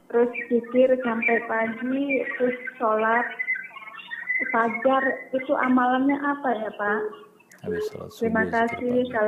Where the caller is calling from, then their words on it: Lampung, Indonesia; Ini saya dari Lampung.